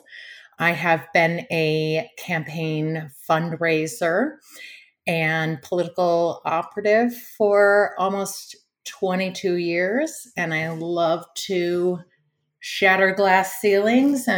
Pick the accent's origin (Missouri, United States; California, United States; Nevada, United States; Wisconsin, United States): Wisconsin, United States; Oshkosh; I grew up in Oshkosh, Wisconsin